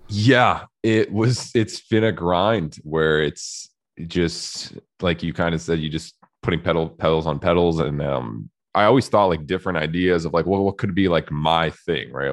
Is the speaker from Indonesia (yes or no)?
no; Canada; I'm Canadian